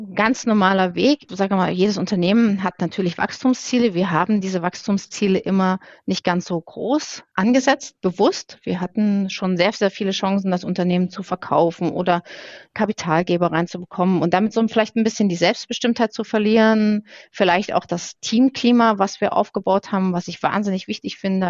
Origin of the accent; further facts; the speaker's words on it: Dresden, Saxony, Germany; ich komme auch tatsächlich aus Sachsen, ich bin in Dresden geboren